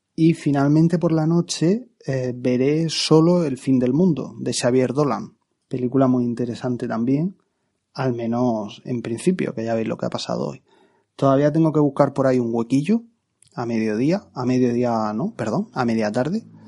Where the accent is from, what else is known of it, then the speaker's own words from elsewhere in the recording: Region of Murcia, Spain; en mi tierra, Murcia